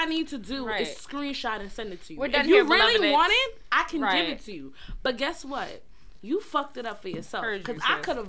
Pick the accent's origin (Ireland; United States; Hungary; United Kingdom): United States; New York City, New York; Because I'm actually from New York. Like, don't get it fucked up. Like, I'm a Brooklyn chick.